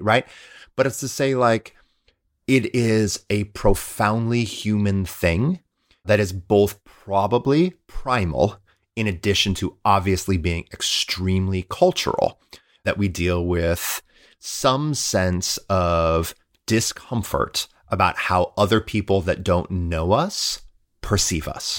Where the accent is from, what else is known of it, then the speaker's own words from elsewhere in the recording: Midwest, United States; I'm a Midwesterner